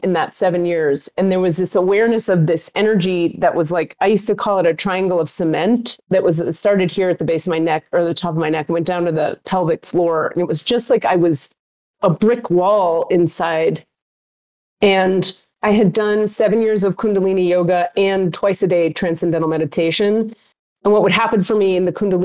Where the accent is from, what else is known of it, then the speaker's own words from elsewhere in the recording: Miami, Florida, United States; I am a Jew from Miami going to an Islamic Sufi healing school